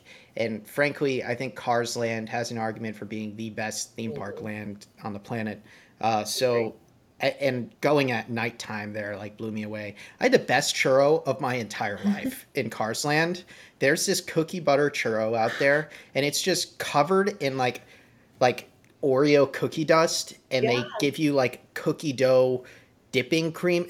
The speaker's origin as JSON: {"language": "English", "region": "West Coast", "country": "United States", "tie": "born there", "said": "I was born on the West Coast and I grew up going out to California a lot."}